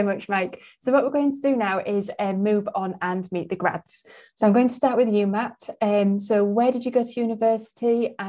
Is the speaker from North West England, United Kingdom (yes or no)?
no; Bradford, Yorkshire and the Humber, United Kingdom; A big up to my hometown of Bradford. That's where I was born and bred.